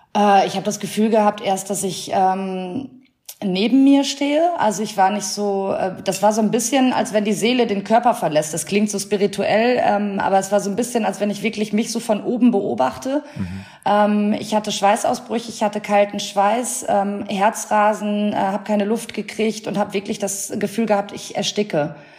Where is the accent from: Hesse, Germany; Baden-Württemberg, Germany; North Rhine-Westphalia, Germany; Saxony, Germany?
North Rhine-Westphalia, Germany; near Münster; now in Cologne, Germany; Ich bin auch aus einer äh, kleinen Stadt in der Nähe von Münster und da ist halt auch noch, das ist super provinziell, da ist auch die Hälfte miteinander verwandt und so